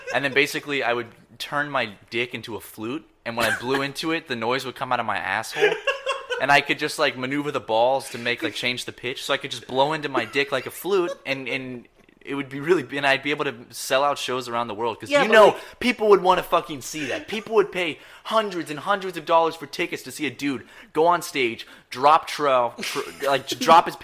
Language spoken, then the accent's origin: English; the South, United States; I'm also from the South